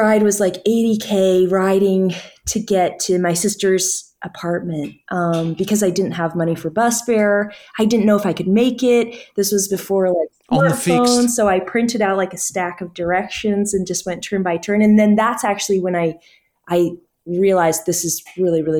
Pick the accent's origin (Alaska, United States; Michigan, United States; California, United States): Alaska, United States; I grew up in Alaska, where it's snowy.